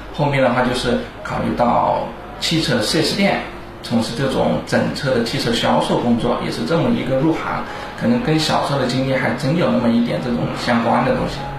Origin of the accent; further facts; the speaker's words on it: Changsha, Hunan, China; 我是一九八八年出生，我是茶茶本地人。 我当时在茶茶这边读的，是读的一个物流的这样的一个大专业学校， 就是物流的专业